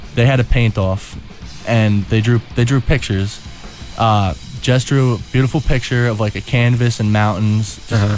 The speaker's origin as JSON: {"language": "English", "town": "Colonia", "region": "New Jersey", "country": "United States", "said": "I'm from Colonia, New Jersey"}